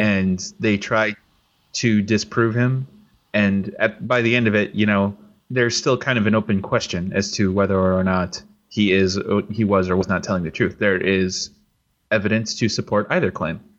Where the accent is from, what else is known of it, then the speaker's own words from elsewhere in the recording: California, United States; also born or lived in Glendale, California; I'm from California